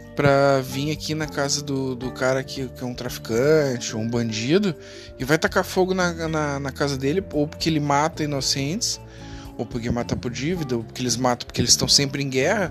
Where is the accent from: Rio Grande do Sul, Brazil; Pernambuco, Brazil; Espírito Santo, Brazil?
Rio Grande do Sul, Brazil; Porto Alegre; sou de Porto Alegre